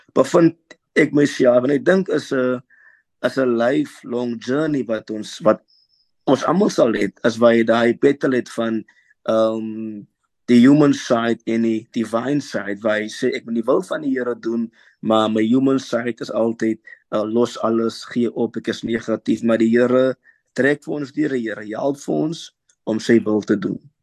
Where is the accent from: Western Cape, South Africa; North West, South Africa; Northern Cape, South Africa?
Western Cape, South Africa; Worcester; Ek is gebore in Woester